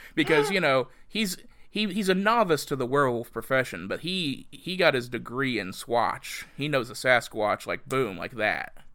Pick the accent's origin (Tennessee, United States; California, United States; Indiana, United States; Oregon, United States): Indiana, United States; southern; my hometown in southern Indiana